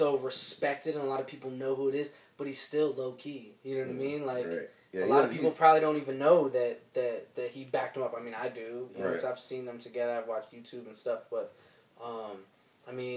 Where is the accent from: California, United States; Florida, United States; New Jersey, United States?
New Jersey, United States; moved away; I grew up in New Jersey